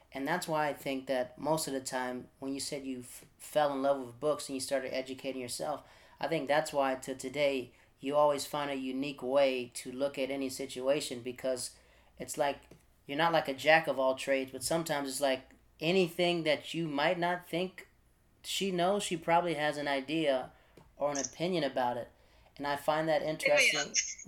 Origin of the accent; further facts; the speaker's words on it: Netherlands; also born or lived in Florida, United States / North Carolina, United States / Japan; Like, I'm from Florida in North Carolina, but I grew up in the Netherlands and Japan.